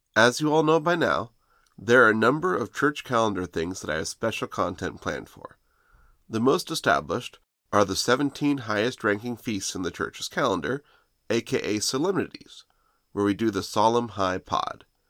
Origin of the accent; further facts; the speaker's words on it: United States; I'm an American